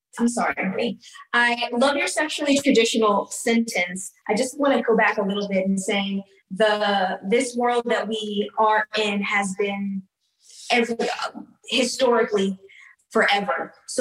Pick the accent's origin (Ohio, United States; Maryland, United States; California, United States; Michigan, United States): California, United States; Los Angeles; I've grown up in Los Angeles and went to private high school